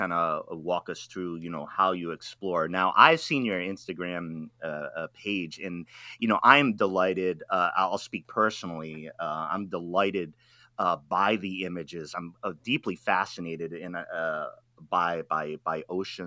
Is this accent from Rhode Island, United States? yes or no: yes; Rhode Island, United States; moved away as an adult; now in West Coast, United States; I am from Rhode Island, which is the ocean state